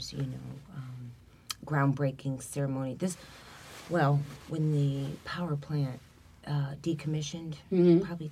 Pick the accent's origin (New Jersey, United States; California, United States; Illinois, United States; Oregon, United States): Illinois, United States; Chicago; moved away; I grew up in Chicago